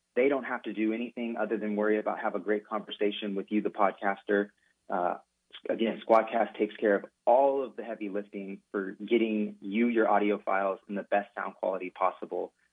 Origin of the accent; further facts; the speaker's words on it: Sacramento, California, United States; also born or lived in Fresno, California; I was born in Fresno, California, but consider Sacramento, California, my home. Um, that's where I pretty much grew up, went to high school